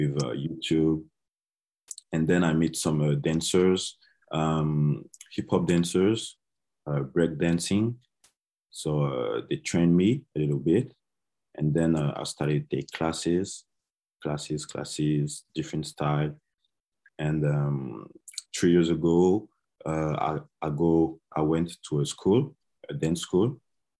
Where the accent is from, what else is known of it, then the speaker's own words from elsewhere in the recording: near Paris, Île-de-France, France; English is a second language; also born or lived in Côte d'Ivoire; I was raised in France near Paris